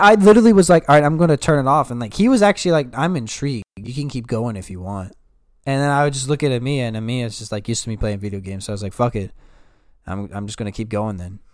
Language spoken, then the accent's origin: English; Yorktown, United States; I'm from Yorktown.